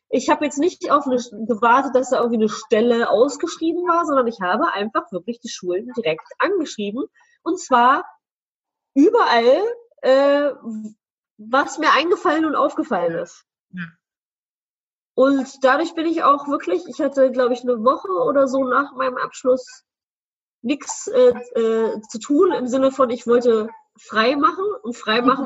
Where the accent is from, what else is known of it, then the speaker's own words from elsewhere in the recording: Celle, Lower Saxony, Germany; ich komme ja aus dem Städtchen äh, Celle, wie du ja weißt